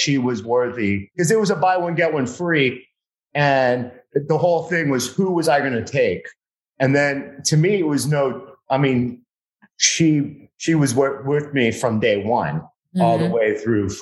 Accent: Miami, Florida, United States; I grew up in Miami

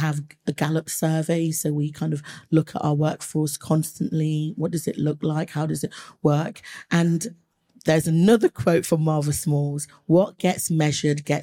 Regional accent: Leicester, East Midlands, United Kingdom; I grew up in Leicester, and Leicester has a huge Asian population

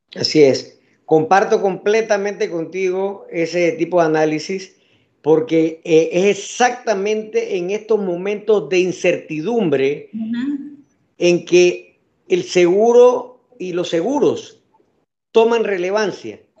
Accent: Panama; todos somos panameños

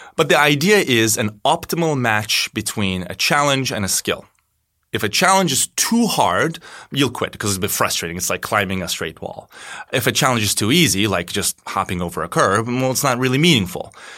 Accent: Turkey; moved away as an adult; now in Chicago, United States; I am from Turkey. I've been living in Chicago for eleven years now

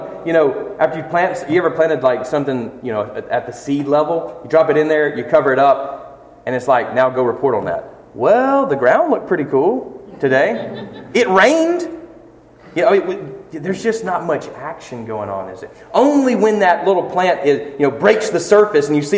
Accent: Flint, Michigan, United States; moved away; I walked around in Flint the other day, when I was coming in from Decatur, Mississippi, I was able to stop where Justin and I grew up

